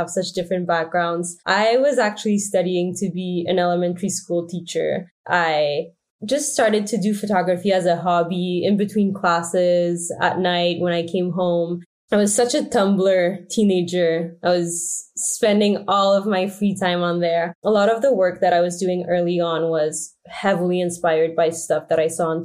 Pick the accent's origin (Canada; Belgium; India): Canada; Montreal, Quebec; I'm from Montreal, Canada